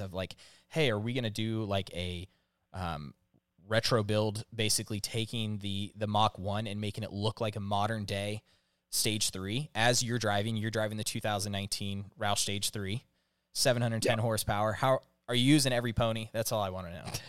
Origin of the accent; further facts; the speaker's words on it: Northern California, United States; i grew up in Northern California